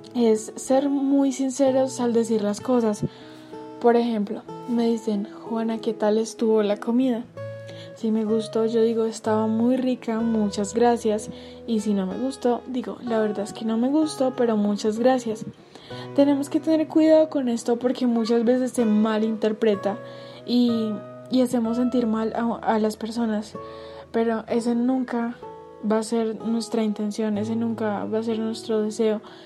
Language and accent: Spanish; Medellín, Antioquia, Colombia; soy de Colombia, de la ciudad de Medellín